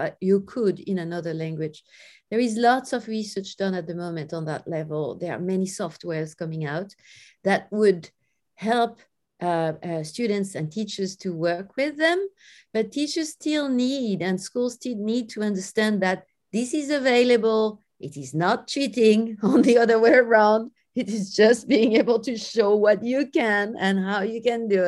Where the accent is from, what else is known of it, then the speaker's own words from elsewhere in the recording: France; I grew up in France in a very friendly environment